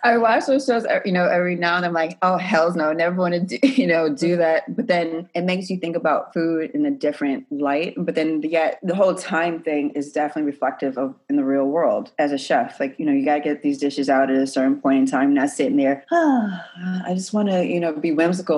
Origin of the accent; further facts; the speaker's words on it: New York City, New York, United States; I grew up in the Bronx in New York